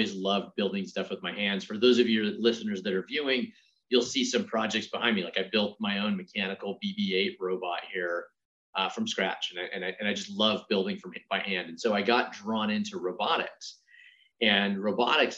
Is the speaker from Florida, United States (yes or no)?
no; Merlin, Oregon, United States; now in California, United States; I grew up in a little town in Oregon. It's a town called Merlin